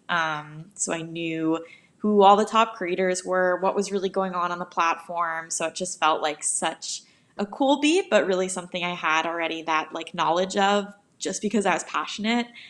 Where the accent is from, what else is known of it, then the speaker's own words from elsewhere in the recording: New York, United States; now in Los Angeles, United States; I'm from New York, but I actually live out in L A now